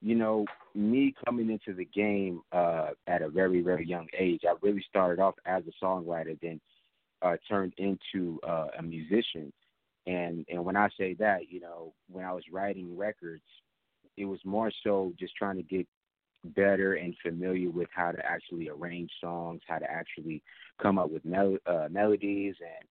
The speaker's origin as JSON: {"language": "English", "town": "New York City", "region": "New York", "country": "United States", "moved": "yes", "lives_now": "Atlanta, United States", "said": "I'm from Queens, New York"}